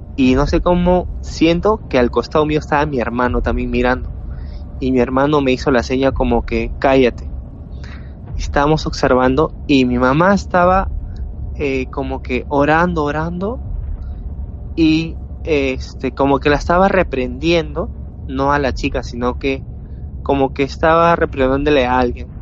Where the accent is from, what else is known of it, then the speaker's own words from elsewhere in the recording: Peru; soy de Perú